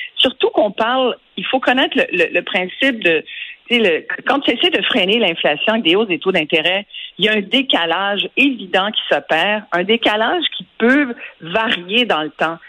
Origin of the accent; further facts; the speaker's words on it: Quebec, Canada; chez nous au Canada et au Québec